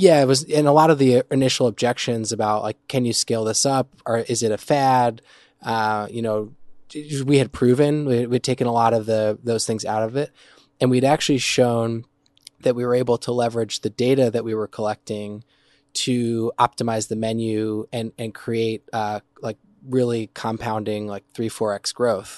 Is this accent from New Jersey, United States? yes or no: yes; New Jersey, United States; moved away; also born or lived in New York / Midwest; I'm originally from New Jersey